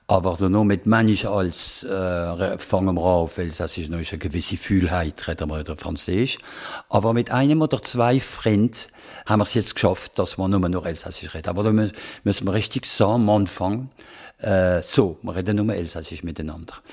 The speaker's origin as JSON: {"language": "German", "town": "Basel", "region": "Basel-Stadt", "country": "Switzerland", "accent": "Alemannic", "said": "wenn man Alemannisch reden, dann ihr versteht mich als Basler"}